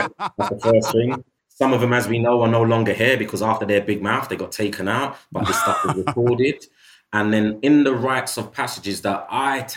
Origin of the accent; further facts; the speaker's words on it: United Kingdom; being somebody of African heritage by way of the Caribbean who was born and bred in the United Kingdom